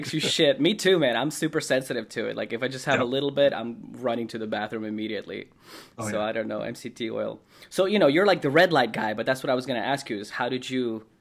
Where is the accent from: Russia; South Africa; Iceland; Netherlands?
Russia; moved away; also born or lived in Ohio; I'm from Russia. I moved to Ohio and we lived there.